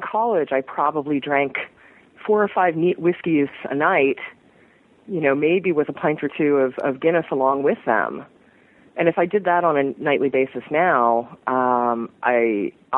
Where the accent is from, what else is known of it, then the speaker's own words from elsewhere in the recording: New York City, New York, United States; also born or lived in Brooklyn; I grew up mostly in Manhattan, but not in Midtown